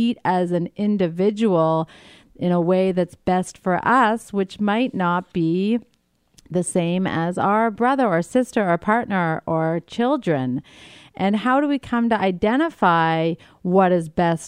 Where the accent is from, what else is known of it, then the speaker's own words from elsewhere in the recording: New Brunswick, Canada; now in New York City, United States; I grew up in New Brunswick, Canada, so it's not like it's foreign to me. It is actually home in many ways